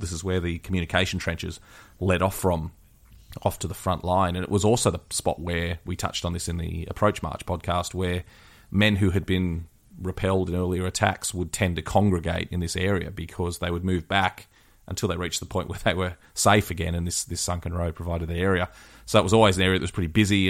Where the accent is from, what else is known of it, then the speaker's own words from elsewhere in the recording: Australia; as an Aussie